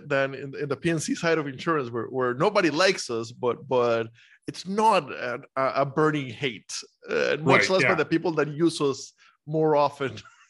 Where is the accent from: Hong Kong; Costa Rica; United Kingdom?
Costa Rica; moved away as an adult; also born or lived in Iowa; now in United States; So, born and raised in Costa Rica and I went to school in Iowa and spent 10 years there.